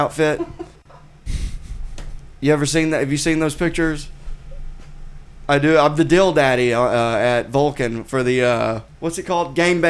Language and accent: English; Arkansas, United States; now in Austin, United States; I grew up in Arkansas